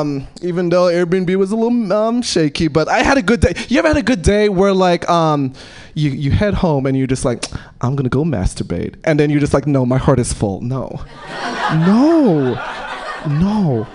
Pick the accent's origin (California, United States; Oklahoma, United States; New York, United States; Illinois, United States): New York, United States; New York City; moved away; I'm originally from New York City. Most of my family's from the East Coast. I'm the first one to move to the West Coast.